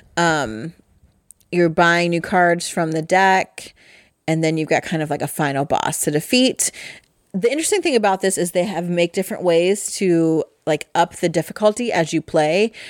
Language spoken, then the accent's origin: English; Midwest, United States; I'm from the Midwest. And we are euchre people around here